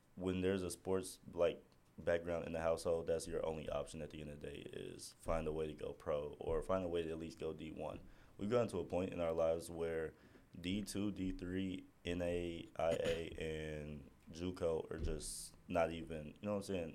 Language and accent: English; Midwest, United States; me and Tadashi was raised on two different sides of the U.S. I'm from the Midwest